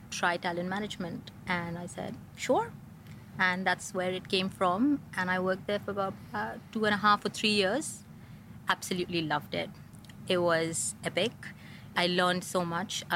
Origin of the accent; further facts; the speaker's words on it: India; moved away as an adult; also born or lived in Lancaster, England; now in Dubai, United Arab Emirates; in India, growing up, you're somebody's daughter